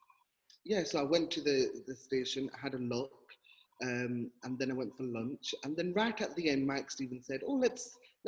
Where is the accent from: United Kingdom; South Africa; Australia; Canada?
United Kingdom; Brierfield, North West England; Bryfield, my hometown.